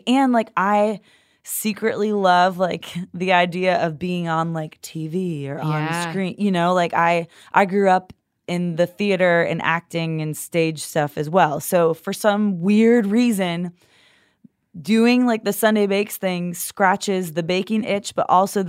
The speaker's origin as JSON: {"language": "English", "region": "New York", "country": "United States", "tie": "born or raised there", "said": "Yeah, I grew up just near outside of Buffalo."}